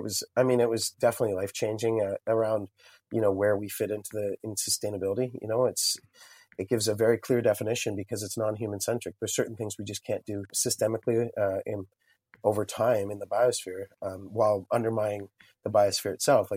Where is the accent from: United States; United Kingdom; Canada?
Canada; Lindsay, Ontario; now in Kingston, Canada; I didn't grow up in Kingston, so I grew up in Lindsay, Ontario.